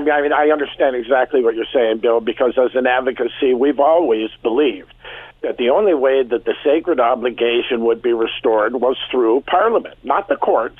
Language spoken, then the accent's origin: English; Canada; we're Canadian.